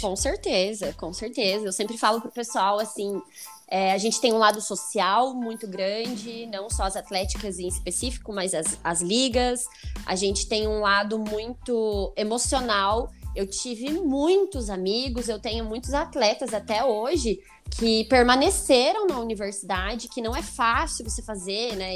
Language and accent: Portuguese; Ponta Grossa, Paraná, Brazil; moved away as an adult; also born or lived in Medianeira; eu sou de Ponta Grossa